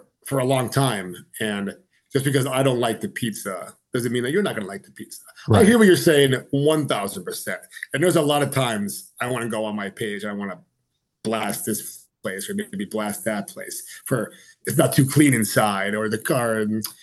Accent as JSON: {"language": "English", "town": "Old Forge", "region": "Pennsylvania", "country": "United States", "tie": "born or raised there", "said": "I grew up in NEPA. I was born and raised in Old Forge."}